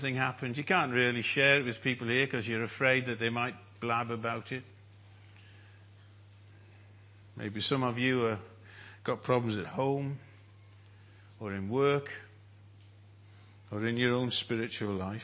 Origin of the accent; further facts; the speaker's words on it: North Wales, United Kingdom; I'm a Welshman. From North Wales